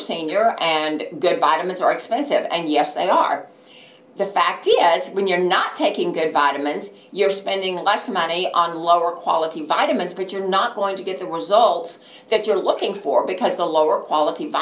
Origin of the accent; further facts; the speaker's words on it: Texas, United States; I'm from Texas